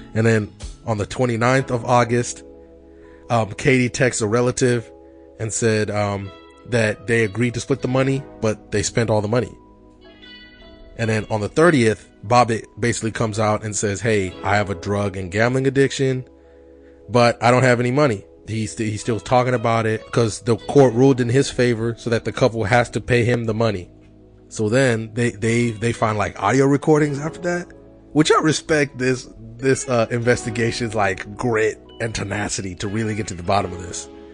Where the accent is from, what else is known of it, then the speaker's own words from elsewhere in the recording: Kenya; moved away; I'm from Kenya